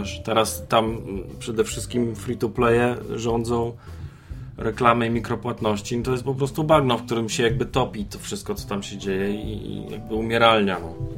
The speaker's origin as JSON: {"language": "Polish", "country": "Poland"}